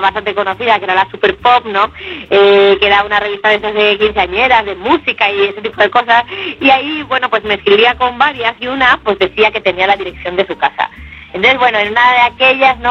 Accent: Valencia, Valencian Community, Spain; also born or lived in Barcelona; en mi tierra, en donde tengo mis raíces y mi familia, que es en Valencia

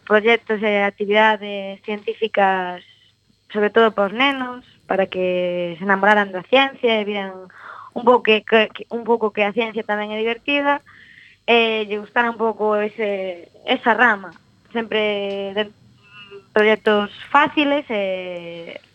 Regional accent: Ceranova, Ourense, Galicia, Spain; moved away as an adult; also born or lived in Santiago de Compostela; now in A Coruña, Spain; eu son de Ceranova, de un pobreciño de Ourense

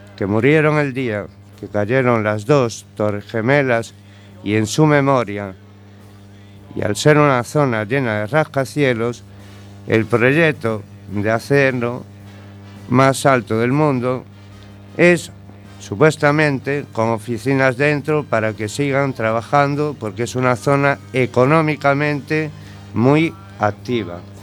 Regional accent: A Coruña, Galicia, Spain; moved away as an adult; also born or lived in New York, United States / Madrid, Spain; A la edad de 5 años mis padres me trajeron a La Coruña, puesto que mi madre era gallega

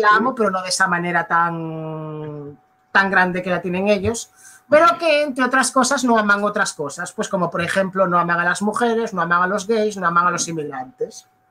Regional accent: Galicia, Spain; yo nací en Galicia, a mí me toca el Atlántico

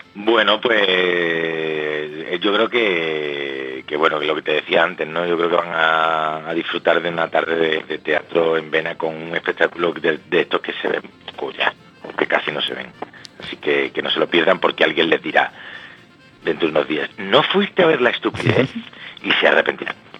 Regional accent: Málaga, Andalusia, Spain; now in Madrid, Spain; yo soy de Málaga, pero pero llevo ya aquí muchos años en Madrid

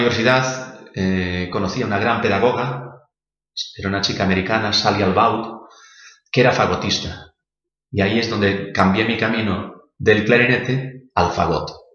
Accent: Galicia, Spain; como buen gallego había que trabajar el campo

